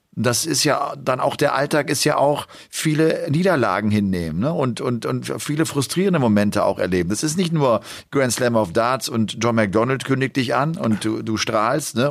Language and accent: German; Rhineland, Germany; ich komme ja aus dem Rheinland und ich liebe auch den Karneval, damit mhm. bin ich groß geworden